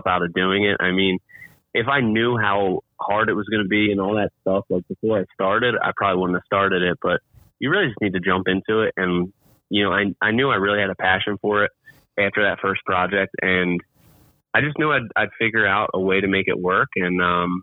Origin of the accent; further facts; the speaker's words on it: New Jersey, United States; I am from Jersey, New Jersey, right outside of Philadelphia, though. So I'm a huge Eagles fan and yeah, grew up in South Jersey.